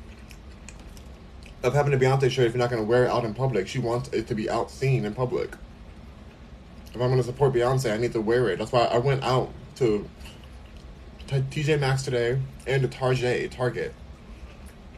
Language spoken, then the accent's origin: English; United States; I'm American